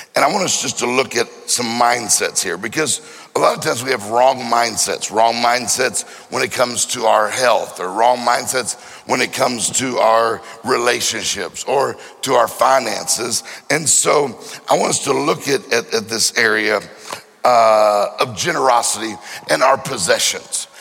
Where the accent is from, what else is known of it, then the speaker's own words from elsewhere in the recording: Mississippi, United States; I'm from Mississippi